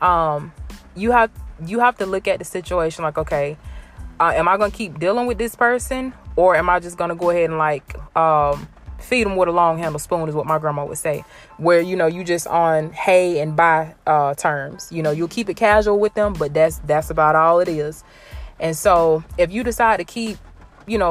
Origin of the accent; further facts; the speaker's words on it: Blakely, Georgia, United States; Y'all know I'm from Georgia. I rep Georgia, Blakely, Georgia, to be exact. Early County